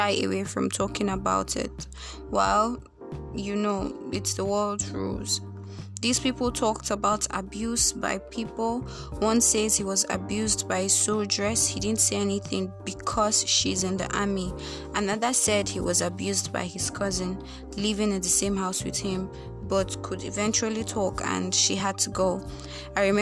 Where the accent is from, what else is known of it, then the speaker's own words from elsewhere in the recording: Nigeria; I am Nigerian